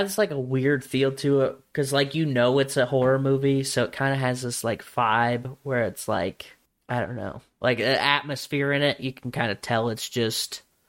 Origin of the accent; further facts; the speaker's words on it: Louisiana, United States; New Mexico. What the fuck? I'm from Louisiana.